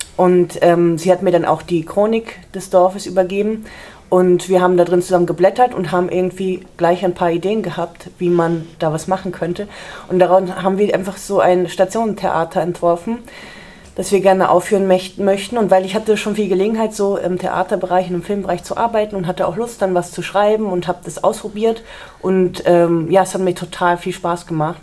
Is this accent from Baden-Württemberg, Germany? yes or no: no; Nordassel, Lower Saxony, Germany; der wohnt noch in Nordassel und da haben wir eben noch das Haus, wo ich auch groß geworden bin